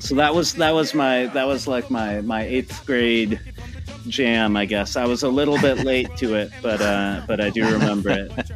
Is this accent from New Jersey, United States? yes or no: no; Palo Alto, California, United States; I grew up in uh, Palo Alto, California